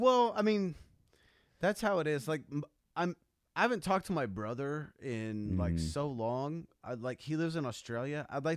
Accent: Texas, United States; accent: Texas accent; But we're from Texas.

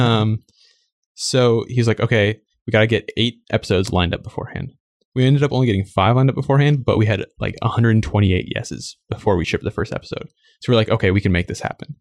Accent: Minnesota, United States; now in San Francisco, United States; I'm actually from Minnesota, which is in the Midwest of the U S

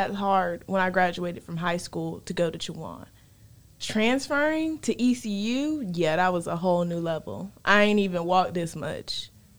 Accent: Lexington, North Carolina, United States; also born or lived in Murfreesboro, North Carolina; I'm originally from Lexington, North Carolina, and Murfreesboro, North Carolina, you know, still in North Carolina. So I'm used to being in small towns.

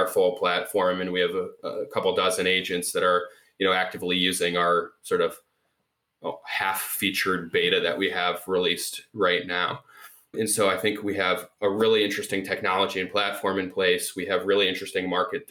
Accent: Cleveland, Ohio, United States; moved away as an adult; also born or lived in Michigan; now in Chicago, United States; I grew up in Cleveland

